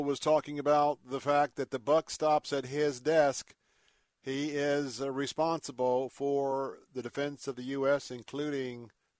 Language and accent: English; Florida, United States; I grew up right here in Florida